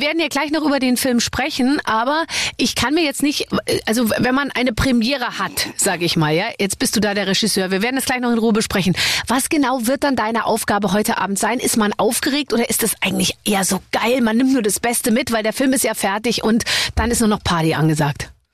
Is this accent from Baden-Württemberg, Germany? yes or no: no; Munich, Bavaria, Germany; ich komme ja aus München